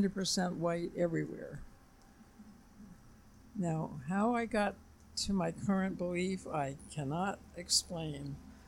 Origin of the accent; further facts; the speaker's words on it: Flushing, New York, United States; I grew up on Long Island. And I worked in New York City after I graduated from college.